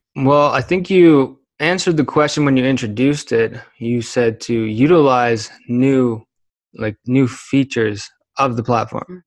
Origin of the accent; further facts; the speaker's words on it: Kitchener, Ontario, Canada; now in Calgary, Canada; I am from Kitchener, Waterloo, and Ontario.